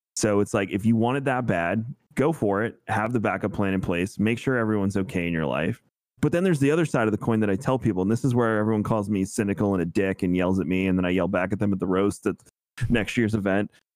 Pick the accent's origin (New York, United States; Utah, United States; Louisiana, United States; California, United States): New York, United States; moved away as an adult; now in Florida, United States; we grew up together in New York.